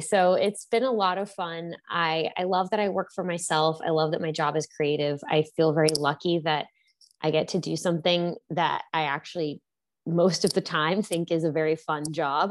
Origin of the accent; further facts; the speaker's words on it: Houston, Texas, United States; moved away as an adult; also born or lived in New York; I grew up in Houston, Texas, and studied English at Princeton